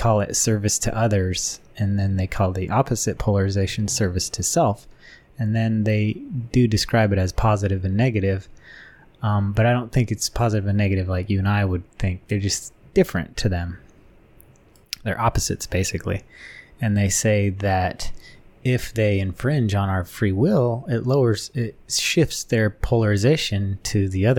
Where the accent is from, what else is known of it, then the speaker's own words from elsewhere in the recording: Wyoming, United States; I grew up in Wyoming